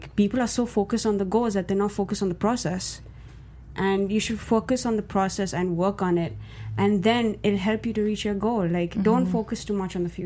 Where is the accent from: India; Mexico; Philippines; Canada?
India; me being Indian